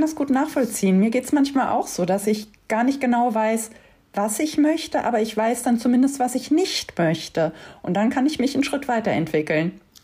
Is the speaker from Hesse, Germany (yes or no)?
yes; Wiesbaden, Hesse, Germany; Ich bin in Wiesbaden aufgewachsen mit dem Z D F auf der anderen Rheinseite.